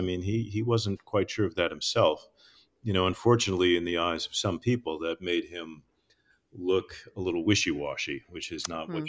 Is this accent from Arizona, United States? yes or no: yes; Arizona, United States; I grew up in Arizona, so I've been to the Navajo Nation any number of times over the years